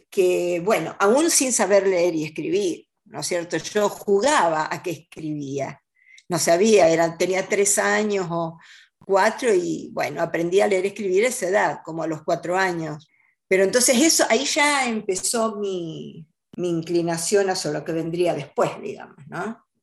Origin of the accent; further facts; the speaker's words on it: Rosario, Santa Fe, Argentina; Eh, bueno, mi infancia, yo, yo nací en la ciudad de Rosario, que es la segunda ciudad, digamos, del país. Mi padre era bancario.